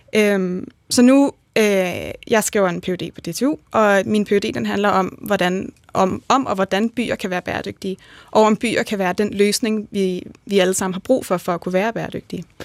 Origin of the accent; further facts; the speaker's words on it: Bagsværd, Capital Region of Denmark, Denmark; kommer jeg oprindeligt fra Bagsvær